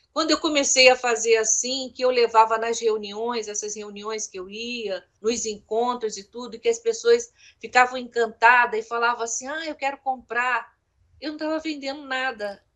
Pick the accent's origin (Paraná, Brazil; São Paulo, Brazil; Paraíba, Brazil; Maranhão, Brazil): Maranhão, Brazil; São Luís; Lá no Maranhão, né, que eu nasci lá, em São Luís, lá a gente tinha uma vida legalzinha, né, confortável